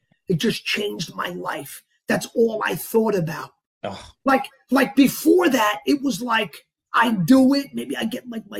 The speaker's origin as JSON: {"language": "English", "town": "Yonkers", "region": "New York", "country": "United States", "also_born_or_lived": "Bogota, Colombia", "said": "I'm from Yonkers."}